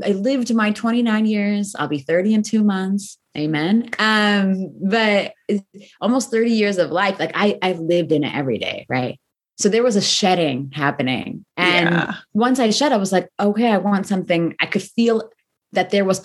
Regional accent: United States; growing up in America, which is a very individualistic space

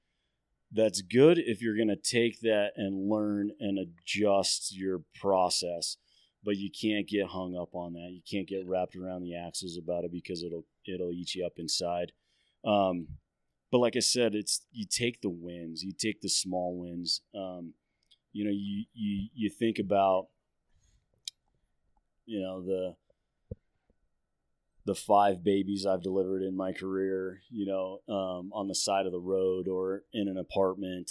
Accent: Phoenix, Arizona, United States; moved away as an adult; now in Flagstaff, United States; I grew up in the Phoenix area

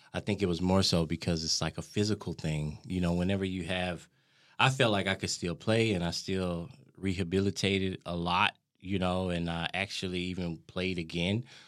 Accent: Tyler, Texas, United States; now in Denmark; I'm from Texas, from Tyler, Texas. I was born and raised there

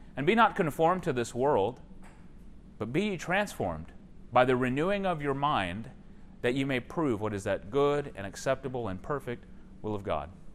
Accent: Texas, United States; I'm from Texas

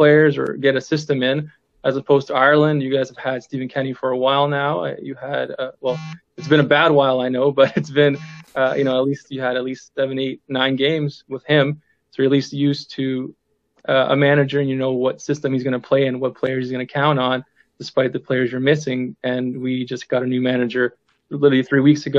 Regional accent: Serbia; now in Canada; I'm from there. I've just been in Canada, living here, working here for the last couple decades, but I'm from Serbia. I'm Serbian

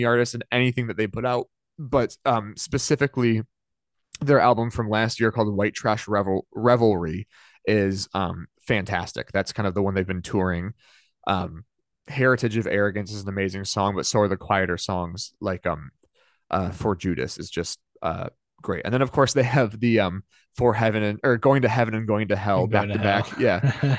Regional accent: the South, United States; literally, you know, born and raised in the South where everything was very deep Republican, anti-LGBTQ, and very conservative politics

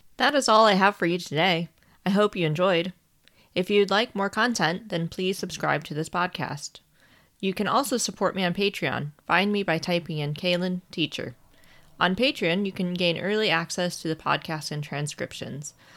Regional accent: United States; moved away as an adult; now in England, United Kingdom; I was born in America and lived there for over twenty-four years

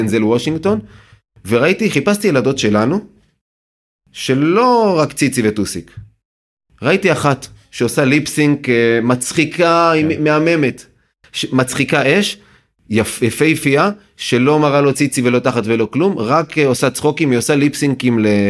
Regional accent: Yehud, Central District, Israel; אני ביהוד שגדלתי, שזה פריפריה חברתית

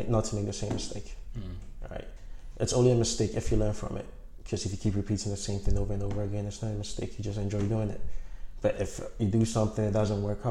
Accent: Ghana; moved away as an adult; also born or lived in Toronto, Canada; now in Canada; I'm from Ghana. I came to Canada to study public admin and justice studies at York University

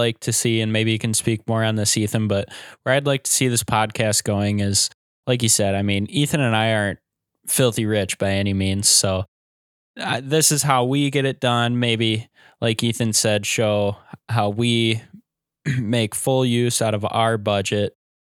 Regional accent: Iowa, United States; I grew up and live in Iowa. I'm 23 years old.

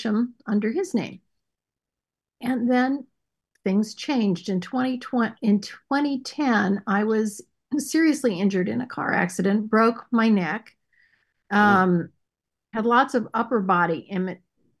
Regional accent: Cleveland, Ohio, United States; now in Phoenix, United States; Born and raised in Cleveland, Ohio

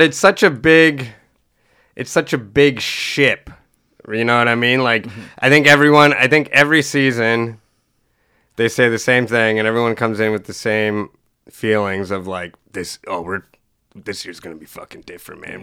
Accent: Sault Ste. Marie, Ontario, Canada; I was born in Sault Ste. Marie

